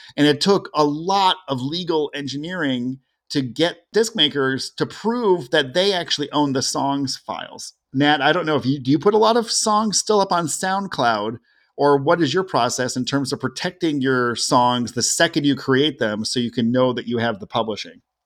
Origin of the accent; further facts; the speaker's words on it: Cleveland and Toledo, Ohio, United States; I grew up in Cleveland and Toledo, where we could hear Canadian radio stations.